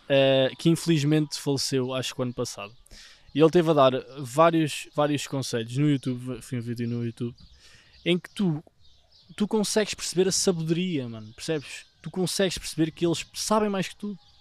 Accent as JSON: {"language": "Portuguese", "town": "Vila Nova de Tazem", "region": "Centro", "country": "Portugal", "tie": "born or raised there", "said": "para a minha terra, para Vila Nova Tazem, em Gouveia"}